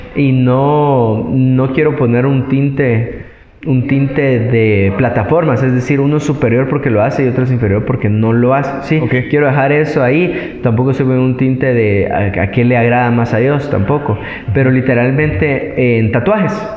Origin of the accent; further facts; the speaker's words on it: Guatemala; guatemaltecos que somos